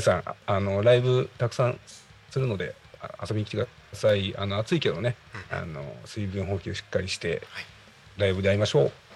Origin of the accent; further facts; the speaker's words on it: Yachiyo, Chiba, Japan; moved away; 僕はあの八千代市出身なんですよ